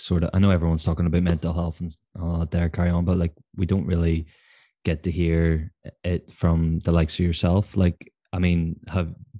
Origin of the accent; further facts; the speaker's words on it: Belfast, Northern Ireland, United Kingdom; I come from Belfast